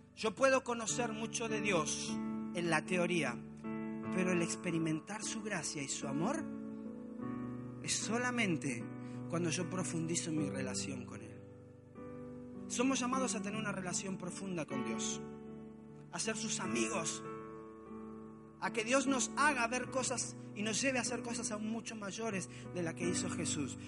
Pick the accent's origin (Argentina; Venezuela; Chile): Argentina; moved away as an adult; also born or lived in Mexico; mi casa en Argentina. Llevaba tres años y medio sin ver a mi familia